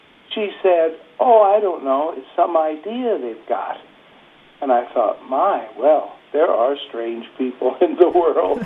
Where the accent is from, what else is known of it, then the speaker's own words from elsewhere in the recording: Illinois, United States; now in Cedar Crest, United States; My hometown was in the state of Illinois, south of Chicago, about an hour and a half's drive. It was a little town